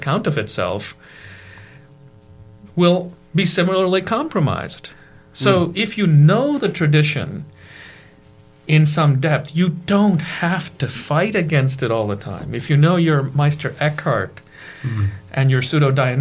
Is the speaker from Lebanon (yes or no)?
no; India; brought up as an Indian Christian from the Martoma Church